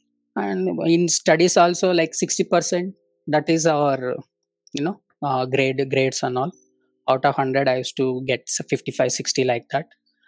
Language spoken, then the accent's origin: English; Davangere, Karnataka, India; first language Telugu; English is a second language; I grew up in, born and brought up in village only. We are a Telugu family, and born and brought up in Karnataka, a place called Davangere.